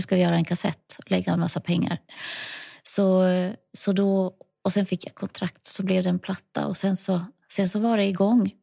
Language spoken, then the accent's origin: Swedish; Lycksele, Västerbotten County, Sweden; moved away as an adult; also born or lived in Ludvika / Tuvträsk / Stockholm; now in Huddinge, Sweden; jag är uppvuxen i Lycksele på dels ett litet område utanför lilla Lycksele stad och sen i en by den större delen av min barndom